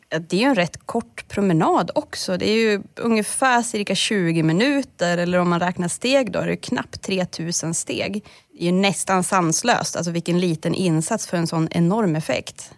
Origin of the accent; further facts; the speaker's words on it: Norrland, Sweden; jag är norrlänning